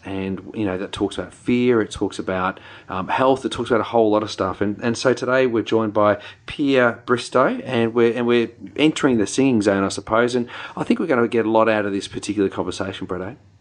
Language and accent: English; New Zealand; accent: Kiwi; my Kiwi accent